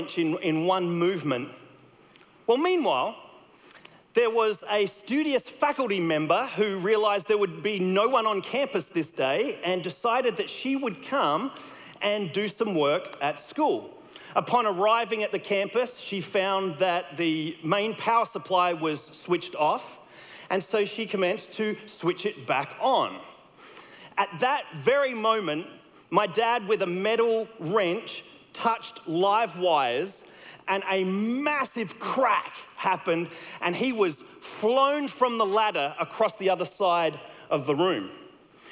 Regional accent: Australia; accent: Australian; my Australian accent

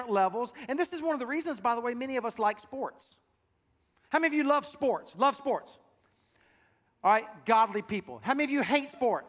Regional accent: South Carolina, United States; moved away; I'm from South Carolina, and so I have a heart for that state

